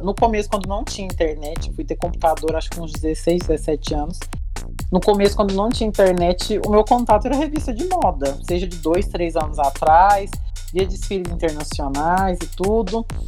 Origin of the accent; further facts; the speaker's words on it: Uberlândia, Minas Gerais, Brazil; Sou de Uberlândia, Minas Gerais